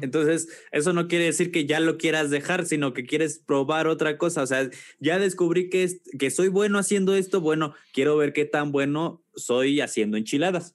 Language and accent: Spanish; Celaya, Guanajuato, Mexico; moved away as an adult; also born or lived in Mexico City; soy de Celaya, Guanajuato.